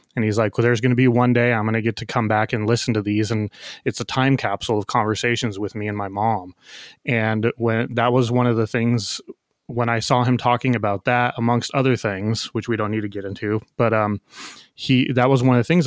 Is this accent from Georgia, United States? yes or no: no; San Diego, California, United States; I'm from San Diego, love the city